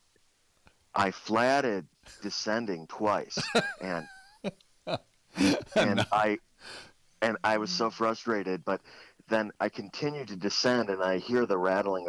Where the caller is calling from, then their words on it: Pagosa Springs, Colorado, United States; I'm calling in from Pagosa